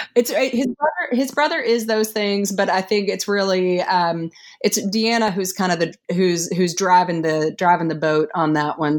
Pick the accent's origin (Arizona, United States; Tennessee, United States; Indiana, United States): Tennessee, United States; East; now in Massachusetts, United States; It's where I grew up. I grew up in East Tennessee in the mountains.